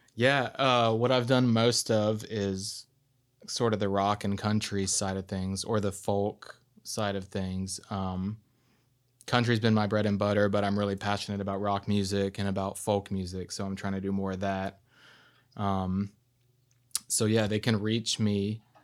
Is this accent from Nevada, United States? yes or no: no; Arkansas, United States; I'm from Arkansas